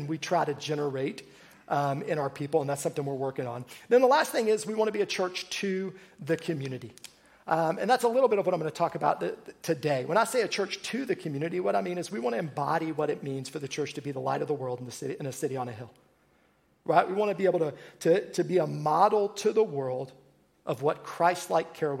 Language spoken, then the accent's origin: English; Georgia, United States; I was born and raised in Georgia, lived in Georgia pretty much all of my life.